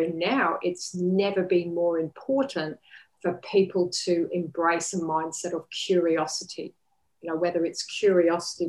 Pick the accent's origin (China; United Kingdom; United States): United Kingdom; England; now in Sunshine Coast, Australia; I'm originally from England.